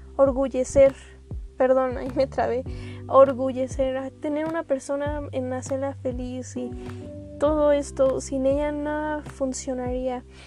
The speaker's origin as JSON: {"language": "Spanish", "country": "Mexico", "said": "como mexicanos tenemos bastantes culturas"}